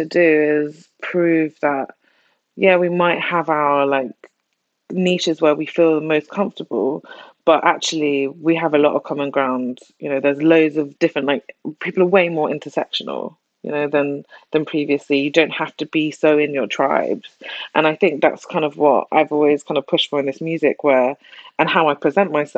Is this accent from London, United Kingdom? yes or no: yes; London, United Kingdom; I grew up in South London